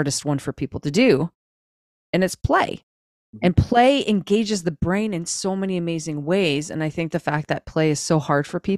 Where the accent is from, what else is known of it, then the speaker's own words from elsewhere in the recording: Canada; I'm a Canadian parent